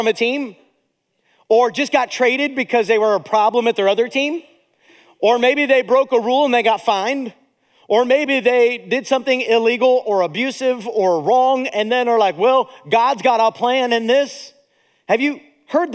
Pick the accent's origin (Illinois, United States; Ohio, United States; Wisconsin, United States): Ohio, United States; Akron; also born or lived in Zanesville, Ohio / Steubenville, Ohio; now in Indiana, United States; I was born in Zanesville, lived in Steubenville, and then raised in Akron, Ohio